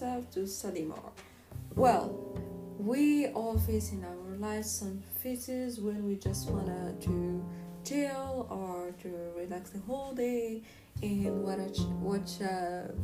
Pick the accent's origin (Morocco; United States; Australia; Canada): Morocco; Casablanca, Casablanca-Settat; I'm from Casablanca